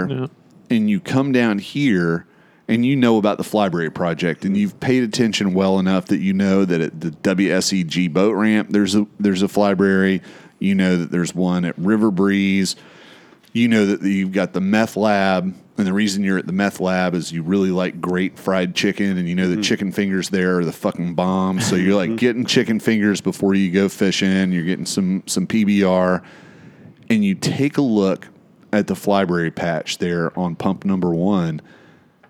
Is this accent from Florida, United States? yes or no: yes; Florida, United States; I'm from Florida.